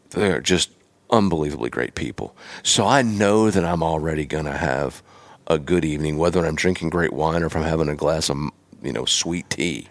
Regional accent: Pennsylvania, United States; moved away; I'm from Pennsylvania originally

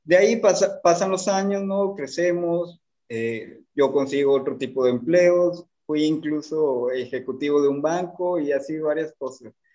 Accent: Tampico, Tamaulipas, Mexico; moved away as an adult; now in Monterrey, Mexico; Yo Actualmente vivo en la ciudad de Monterrey, pero soy de Tampico, Tamaulipas.

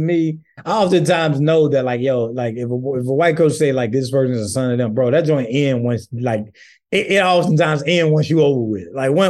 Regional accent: St. Matthew, South Carolina, United States; You know, where I'm from St. Matthew, South Carolina, bro, like, not much works for us.

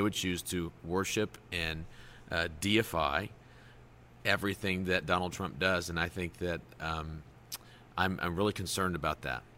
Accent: United States; as an American

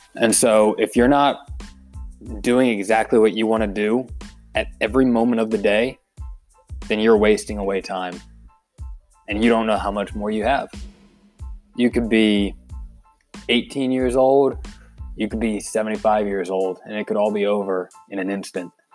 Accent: Philadelphia, Pennsylvania, United States; born or raised there; also born or lived in Pittsburgh, Pennsylvania

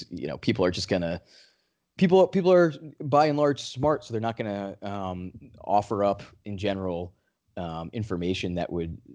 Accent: New England, United States; I'm from New England

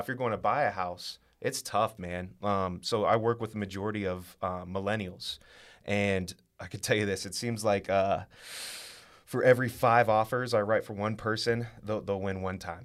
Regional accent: Westerville, Ohio, United States; I'm from Westerville. I, uh, I went to Westerville Central High School

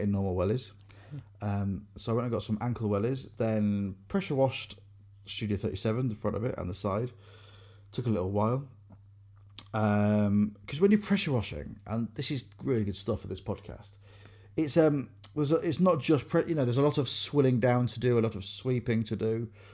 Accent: Grimsby, Yorkshire and the Humber, United Kingdom; I grew up on Columbia, a road called Columbia Road in Grimsby

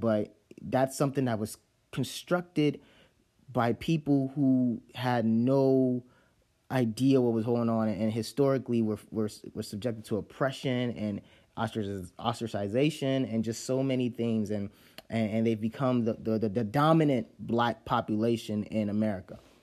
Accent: Chicago, Illinois, United States; also born or lived in Nigeria; Chicago 'cause that's where I grew up

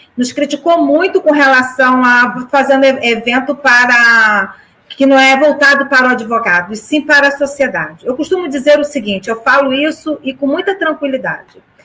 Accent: São Gonçalo, Rio de Janeiro, Brazil; eu sou alcantarense de raiz, nasci na Casa de Saúde Alcântara, trabalho há 28 anos, há 29 anos aqui no centro de Alcântara

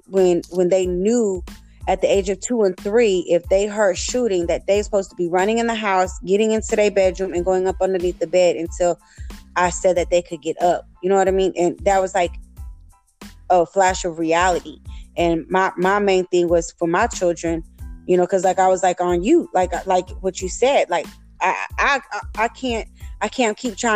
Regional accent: Florida, United States; you know, I'm from Florida too, and I'm from South Florida, and I understand that.

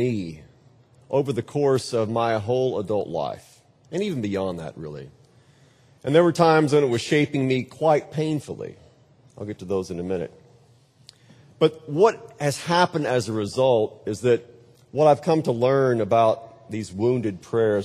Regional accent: Texas, United States; I hail from Texas

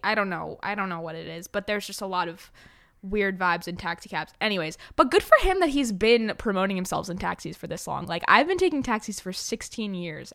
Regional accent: New York City, New York, United States; I grew up in New York City

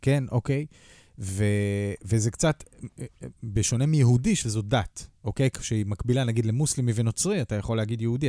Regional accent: Kiryat Yam, Haifa District, Israel; moved away; אני גדלתי בקריית ים בילדותי

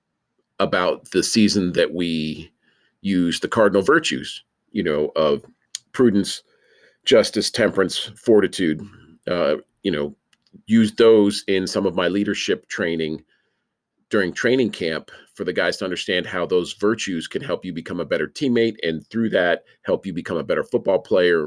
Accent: New York, United States; moved away; I'm originally from New York

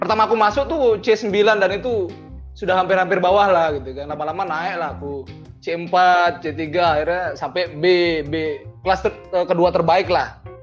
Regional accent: Bali, Indonesia; aku orang Bali nih, aku dari pesantren

